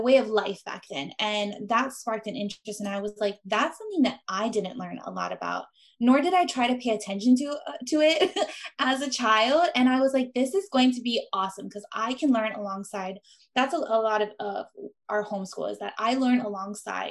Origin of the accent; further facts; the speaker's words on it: Big Island of Hawaii, United States; moved away as an adult; my husband and I, because we are from the Big Island of Hawaii.